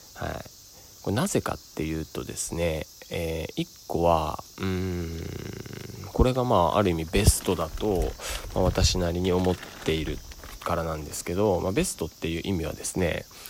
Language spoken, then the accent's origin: Japanese; Sado, Niigata, Japan; moved away; 僕の故郷の佐渡島からお送りしております